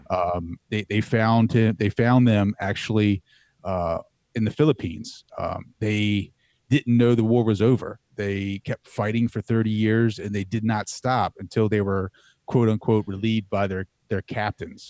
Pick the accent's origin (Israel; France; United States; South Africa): United States; Laurel, Delaware; I grew up in Delaware